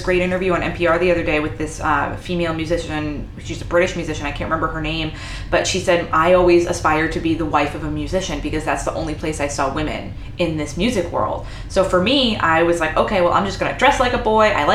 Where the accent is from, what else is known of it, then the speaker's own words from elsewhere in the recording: Haverhill, Massachusetts, United States; I grew up in a place called Haverhill, Massachusetts